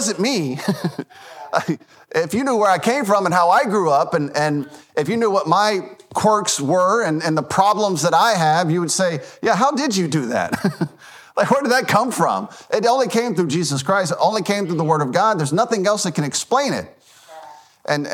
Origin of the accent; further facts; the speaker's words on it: Memphis, Tennessee, United States; now in Lucedale, United States; I grew up in Memphis, Tennessee.